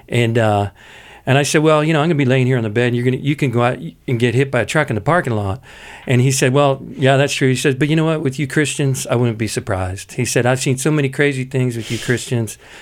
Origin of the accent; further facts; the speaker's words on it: Pittsburgh, Pennsylvania, United States; I come from Pittsburgh where, you know, everybody, you know, talks out of the side of their mouth